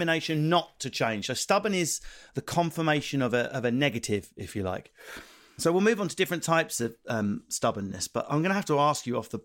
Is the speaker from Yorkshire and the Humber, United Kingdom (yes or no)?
no; Essex, East of England, United Kingdom; I'm from Essex